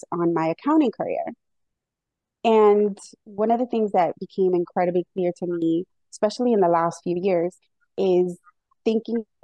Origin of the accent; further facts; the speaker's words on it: Miami, Florida, United States; moved away as an adult; now in Hartford, United States; I actually moved to Connecticut about 17 years ago from Miami, Florida.